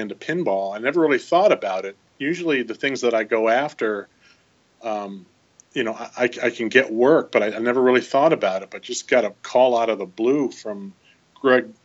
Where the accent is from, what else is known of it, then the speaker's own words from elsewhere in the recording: Michigan, United States; I grew up in Michigan